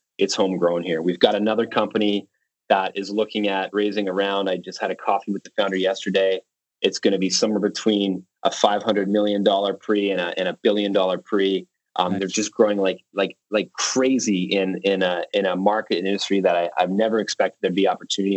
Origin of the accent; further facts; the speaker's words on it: Canada; being Canadian